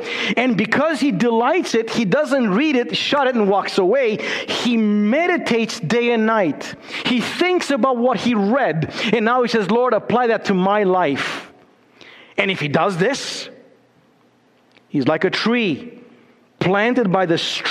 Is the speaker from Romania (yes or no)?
yes; Romania; moved away; also born or lived in Chicago